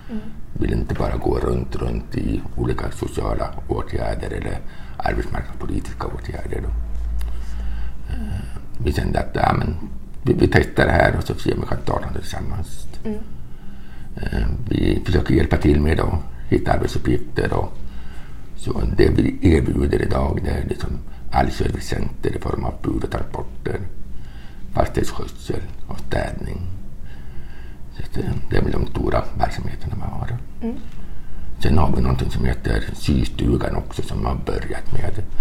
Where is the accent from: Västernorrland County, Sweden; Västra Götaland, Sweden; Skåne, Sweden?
Västernorrland County, Sweden; Sundsvall; och jag kommer här från Sundsvall